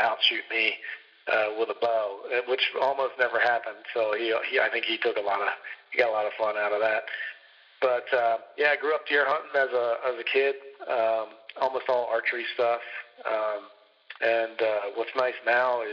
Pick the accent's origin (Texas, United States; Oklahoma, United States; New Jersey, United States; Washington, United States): New Jersey, United States; moved away; I grew up in South Jersey